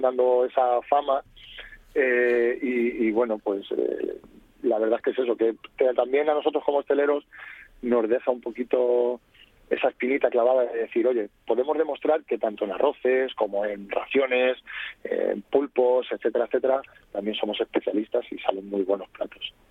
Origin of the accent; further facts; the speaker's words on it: Toledo, Castilla-La Mancha, Spain; yo soy toledano